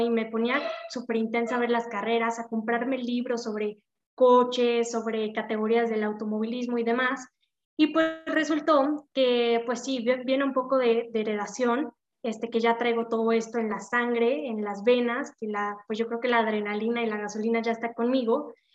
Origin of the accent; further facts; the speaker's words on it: Puebla, Mexico; yo soy de Puebla